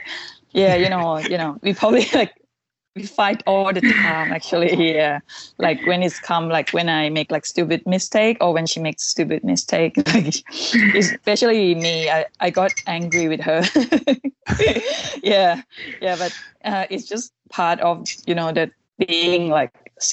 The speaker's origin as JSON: {"language": "English", "region": "Chiang Rai", "country": "Thailand", "tie": "born or raised there", "second_language": "English", "moved": "as an adult", "lives_now": "Melbourne, Australia", "said": "my hometown, Chiang Rai. It's like a top north of Thailand."}